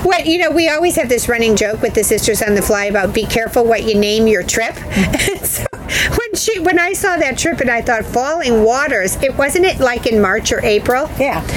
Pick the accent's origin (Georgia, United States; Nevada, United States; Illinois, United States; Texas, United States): Illinois, United States; Chicago; I grew up in Chicago and in the Midwest